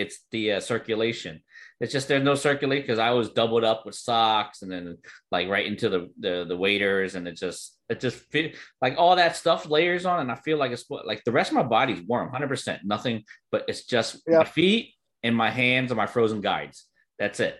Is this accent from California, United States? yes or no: no; New Jersey, United States; I'm from Jersey, so I know what combat fishing is